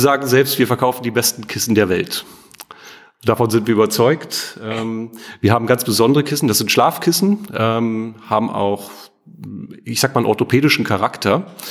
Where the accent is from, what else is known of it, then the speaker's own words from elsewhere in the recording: East Germany, Germany; Ich bin ja ostsozialisiert. Also das heißt, ich bin in der DDR geboren und groß geworden, habe die ersten 14 Jahre meines Lebens in der DDR ähm, oder bin aufgewachsen.